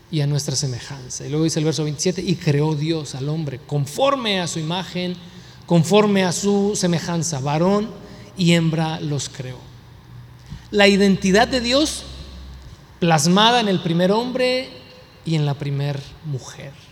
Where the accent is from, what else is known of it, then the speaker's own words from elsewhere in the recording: United States; born there; Pues, yo nací aquí en Estados Unidos, pero pues hablo español, tengo un nopal aquí tatuado, pues, o sea, nací aquí, pero no soy de aquí, ¿no?